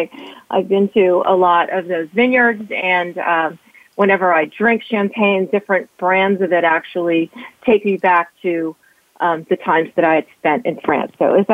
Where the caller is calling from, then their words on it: Washington, District of Columbia, United States; Hi, I'm calling from Washington, D.C., just outside Northern Virginia.